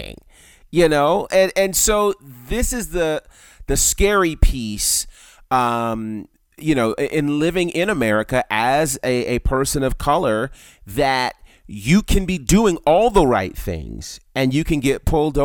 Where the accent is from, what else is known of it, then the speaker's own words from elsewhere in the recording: United States; us as African American men